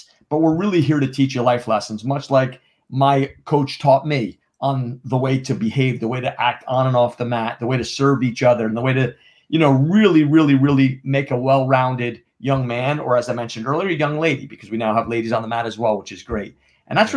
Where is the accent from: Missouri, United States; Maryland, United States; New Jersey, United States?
New Jersey, United States; Jefferson Township; accent: New Jersey drawl; now in Charlotte, United States; I'm from New Jersey. I grew up in Northwestern New Jersey.